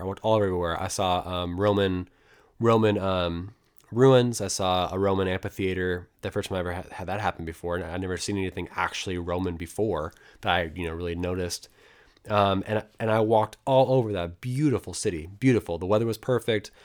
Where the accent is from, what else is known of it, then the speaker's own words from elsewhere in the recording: United States; I'm American